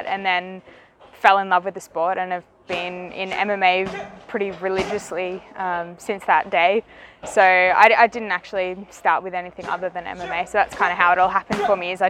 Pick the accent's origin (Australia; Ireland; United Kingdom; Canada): Australia; Newcastle, New South Wales; moved away as an adult; now in Phuket, Thailand; I grew up in a town called Newcastle, which is on the east coast, and that's pretty much where I grew up my entire life.